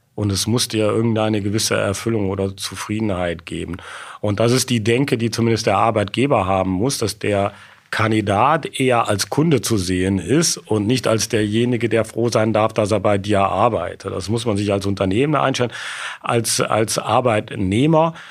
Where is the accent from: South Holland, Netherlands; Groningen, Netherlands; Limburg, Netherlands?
Limburg, Netherlands; Sittard; moved away; also born or lived in Rhineland, Germany / Aachen, Germany; Ich bin in Sittard in Holland geboren, aber direkt an der deutschen Grenze